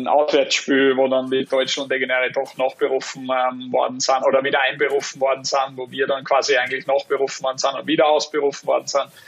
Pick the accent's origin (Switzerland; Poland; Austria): Austria; muss ja ein Kohle Tor sagen als Österreicher.